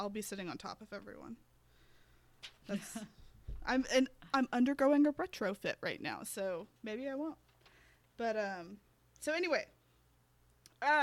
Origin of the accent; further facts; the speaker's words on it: United States; we're American